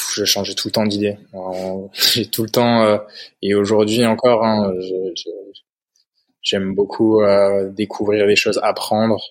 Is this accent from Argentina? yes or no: no; Haute-Loire, Auvergne-Rhône-Alpes, France; now in Spain; j'ai grandi en, Haute-Loire, dans le centre de, la France, dans la région d'Auvergne